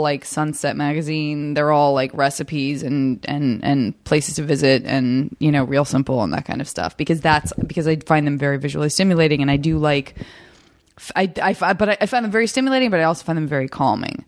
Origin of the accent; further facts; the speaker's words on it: Arizona, United States; moved away as an adult; also born or lived in San Francisco; born and raised in Arizona